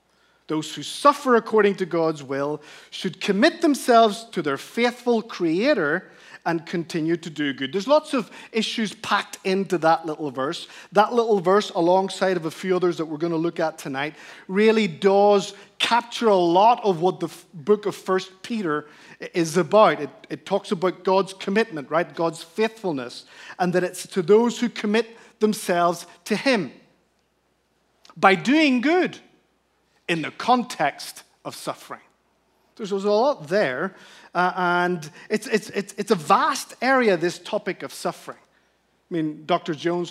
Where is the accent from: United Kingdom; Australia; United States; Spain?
Spain; Canary Islands; The beautiful setting was that I grew up in the Canary Islands, Spain, where all of Europe essentially holidays.